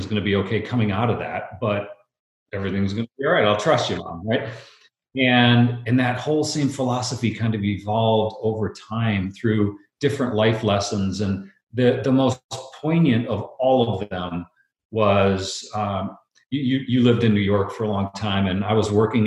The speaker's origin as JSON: {"language": "English", "country": "Brazil", "tie": "born or raised there", "moved": "yes", "said": "I grew up in Brazil"}